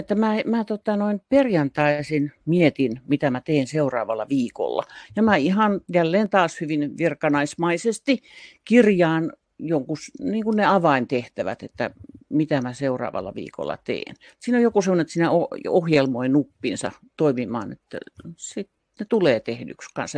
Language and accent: Finnish; Tampere, Pirkanmaa, Finland; also born or lived in Helsinki; Muutin Helsingistä takaisin Tampereelle. Tämä on mun kotikaupunkini ja mä olin 12 vuotta välillä Helsingissä töissä